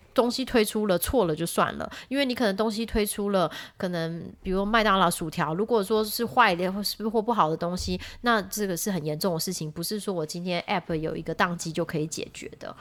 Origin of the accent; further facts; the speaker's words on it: Taiwan; moved away as an adult; now in United States; 因为我是台湾人嘛